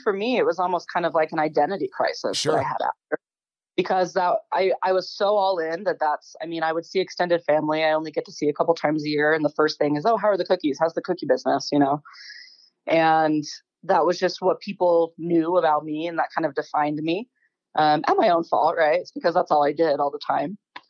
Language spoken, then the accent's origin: English; Bountiful, Utah, United States; also born or lived in Holladay, Utah; I was born in Bountiful. Okay. So, yeah, born and raised. I've always lived either just right north of Salt Lake or right south of Salt Lake, Holiday area.